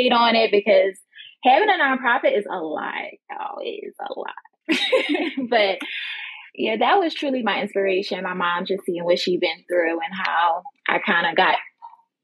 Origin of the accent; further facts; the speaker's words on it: Philadelphia, Pennsylvania, United States; now in Florida, United States; I'm originally from Philadelphia, but I currently reside here in Florida.